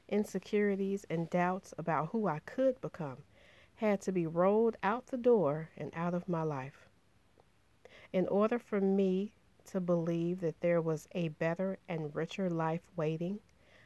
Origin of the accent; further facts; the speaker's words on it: Chicago, Illinois, United States; I grew up in Inglewood, the largest and one of the most disenfranchised neighborhoods on Chicago's South Side